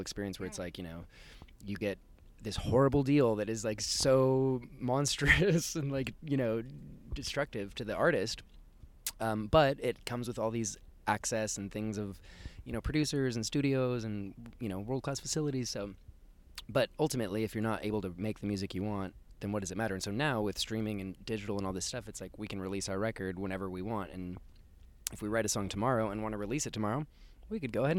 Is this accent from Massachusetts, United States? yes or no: no; Seattle, Washington, United States; growing up in Seattle